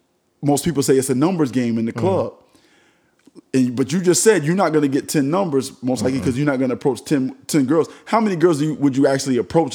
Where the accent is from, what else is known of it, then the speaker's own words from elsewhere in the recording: Miami-Dade County, Florida, United States; I'm from Miami-Dade County.